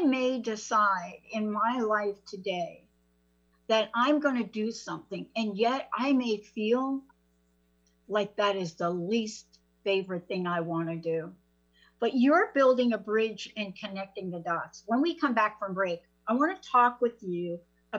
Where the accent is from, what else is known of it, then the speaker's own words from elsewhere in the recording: New York, United States; moved away; I'm a kid from New York. I grew up on the East Coast, moved out